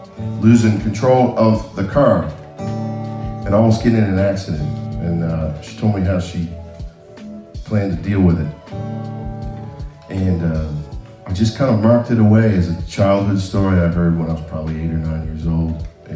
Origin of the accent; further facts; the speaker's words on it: Nova Scotia, Canada; where I grew up in Nova Scotia